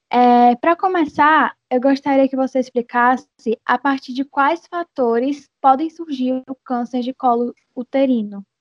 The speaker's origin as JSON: {"language": "Portuguese", "town": "Fortaleza", "region": "Ceará", "country": "Brazil", "said": "sou de Fortaleza."}